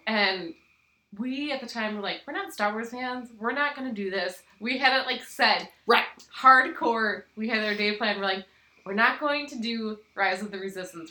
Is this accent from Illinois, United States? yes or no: no; Minnesota, United States; I'm from Minnesota